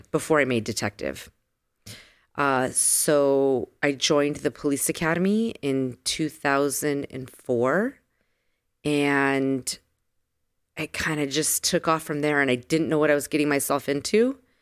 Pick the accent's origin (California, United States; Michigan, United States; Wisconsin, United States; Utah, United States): California, United States; San Diego; moved away as an adult; also born or lived in Las Vegas / Los Angeles; I am a girl from San Diego, born and raised in San Diego